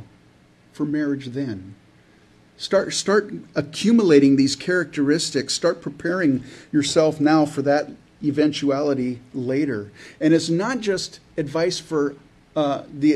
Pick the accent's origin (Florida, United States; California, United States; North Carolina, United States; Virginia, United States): California, United States; I grew up in California, so it's in my blood